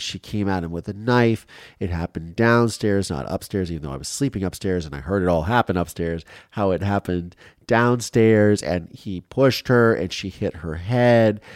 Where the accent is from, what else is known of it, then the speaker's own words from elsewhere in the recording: Ohio, United States; growing up in Ohio